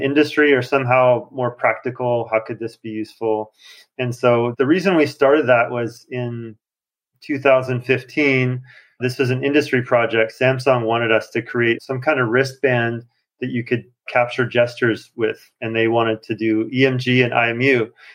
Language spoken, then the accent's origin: English; Montana, United States; moved away as an adult; now in Shanghai, China; I grew up in Montana